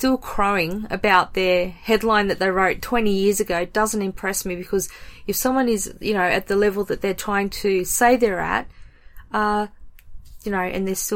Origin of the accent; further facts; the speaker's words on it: Australia; being Australian